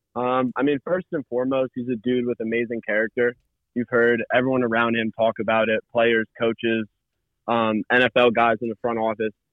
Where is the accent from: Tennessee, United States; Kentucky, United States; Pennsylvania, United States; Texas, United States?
Pennsylvania, United States; Philadelphia; I'm from Philly